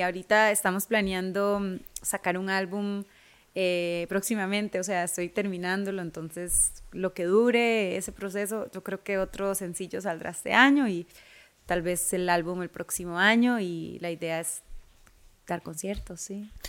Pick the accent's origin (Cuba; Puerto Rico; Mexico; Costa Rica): Costa Rica; moved away as an adult; also born or lived in Los Angeles, United States; mi historia como tica, de dónde vengo, de dónde soy